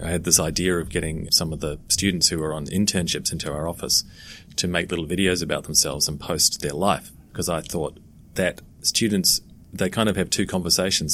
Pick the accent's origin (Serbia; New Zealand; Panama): New Zealand; moved away; also born or lived in London / Australia / Russia / Caribbean; I'm originally from New Zealand